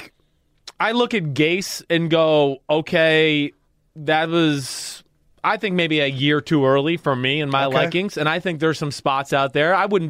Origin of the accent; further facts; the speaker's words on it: Kentucky, United States; So I was like, damn, I am from Kentucky, aren't I?